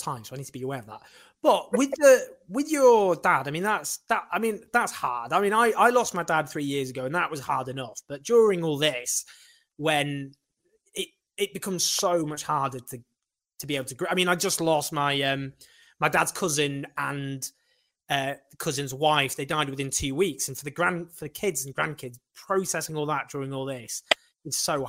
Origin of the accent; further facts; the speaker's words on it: Sheffield, Yorkshire and the Humber, United Kingdom; also born or lived in Falkirk, Scotland; where I grew up in Sheffield